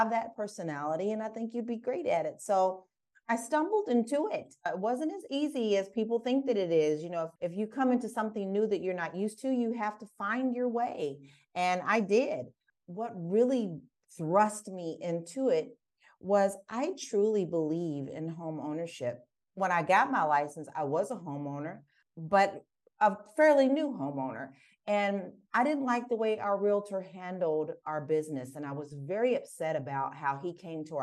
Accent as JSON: {"language": "English", "town": "Prospect", "region": "Kentucky", "country": "United States", "moved": "as an adult", "lives_now": "Portugal", "said": "I'm from Prospect, Kentucky"}